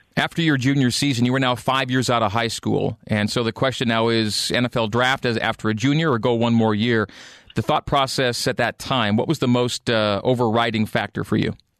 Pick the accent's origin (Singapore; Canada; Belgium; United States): Canada; as a Canadian where I grew up